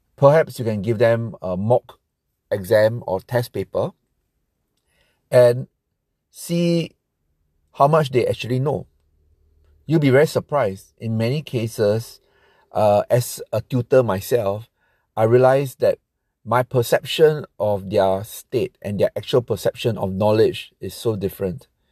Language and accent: English; Singapore; I'm from Singapore